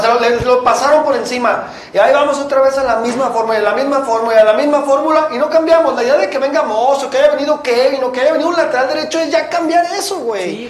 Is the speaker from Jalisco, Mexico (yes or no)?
yes; Guadalajara, Jalisco, Mexico; los que somos de aquí de Guadalajara